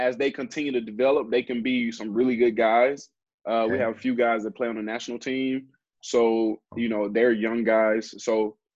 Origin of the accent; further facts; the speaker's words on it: Alabama, United States; I'm from Alabama